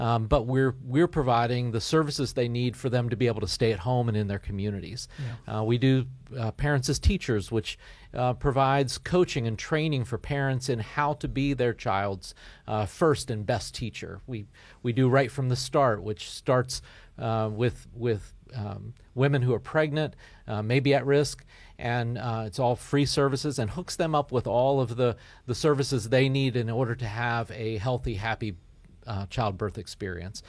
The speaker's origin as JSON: {"language": "English", "town": "Fairmont", "region": "West Virginia", "country": "United States", "said": "I, am from West Virginia. My parents both grew up in, in New Martinsville. Um, and um, I was born in Fairmont."}